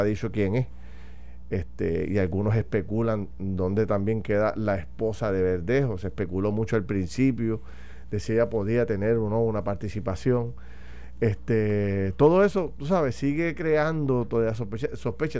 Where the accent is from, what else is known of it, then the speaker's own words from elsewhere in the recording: Puerto Rico; como ciudadanos, como puertorriqueños